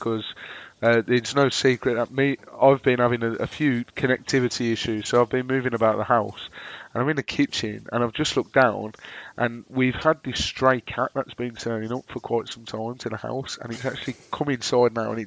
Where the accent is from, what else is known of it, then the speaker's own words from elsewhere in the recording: Birmingham, West Midlands, United Kingdom; accent: Brummy; my droning Brummy accent